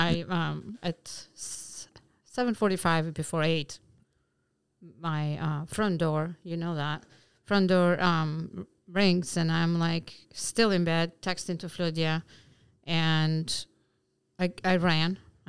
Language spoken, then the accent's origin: English; Albania; English is a second language; moved away as an adult; also born or lived in Bergamo, Italy; now in Alpine, United States; I am from Albania. Okay. And up to 25 years old, stayed there, and then we moved to Italy until I was 34, and then came to America.